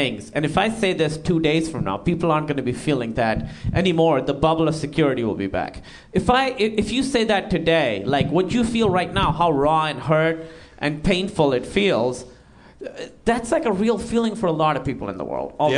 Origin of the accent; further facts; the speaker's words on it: Pakistan; now in United States; I grew up in Pakistan